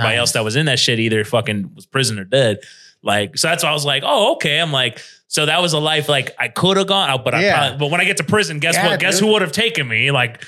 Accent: Gary, Indiana, United States; I'm a … fan, bro. I'm from Gary, Indiana.

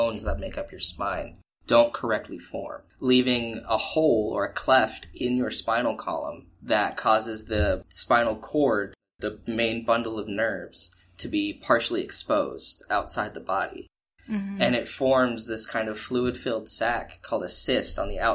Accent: Pensacola, Florida, United States; also born or lived in Tampa, Florida; I was born here in Pensacola, and then I lived here till the age of, I believe, 6 years old

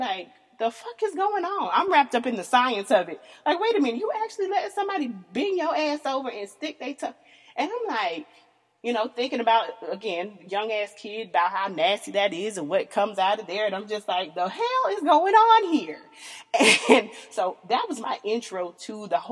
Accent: the South, United States; I am born and raised in the South, country girl

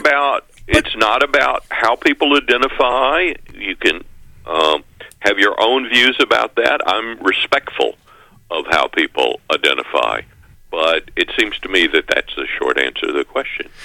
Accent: Mississippi, United States; I'm from Mississippi, I have all these Alabama connections

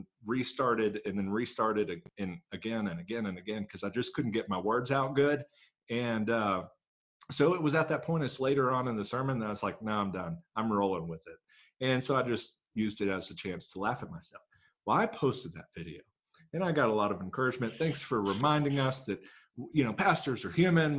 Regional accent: Grand Prairie, Texas, United States; moved away; Grand Prairie, Tejas, my hometown, where I got so many speeding tickets growing up

